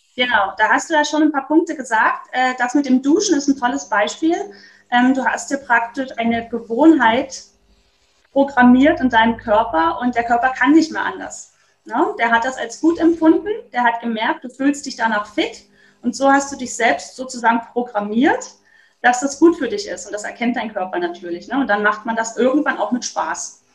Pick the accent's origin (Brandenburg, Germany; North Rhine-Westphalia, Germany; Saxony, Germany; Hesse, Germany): Saxony, Germany; Dresden; ich komme aus Dresden